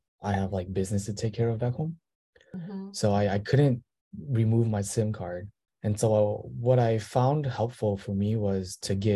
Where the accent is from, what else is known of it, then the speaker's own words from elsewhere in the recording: Minnesota, United States; moved away as an adult; now in Seoul, South Korea; I'm from Minnesota